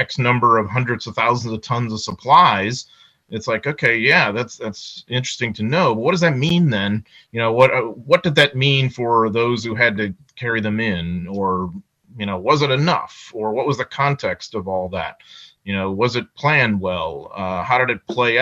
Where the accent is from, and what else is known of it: United States